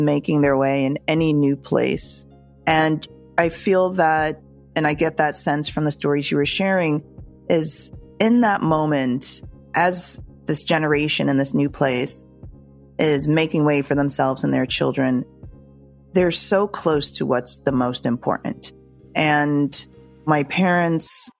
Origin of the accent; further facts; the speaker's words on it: Jamaica; as a Jamaican who knows how to cook